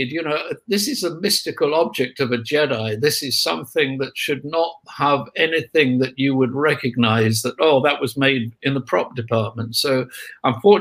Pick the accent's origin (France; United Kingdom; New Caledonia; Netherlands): United Kingdom; we're British.